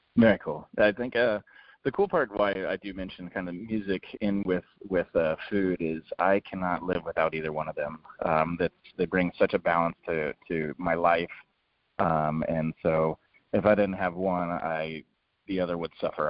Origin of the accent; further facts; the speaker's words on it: San Diego, California, United States; also born or lived in Austin, Texas; being born and raised in San Diego